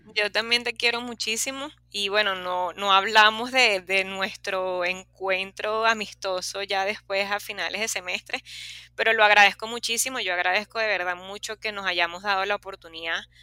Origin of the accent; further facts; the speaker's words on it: Los Corales, La Guaira, Venezuela; Yo soy de Los Corales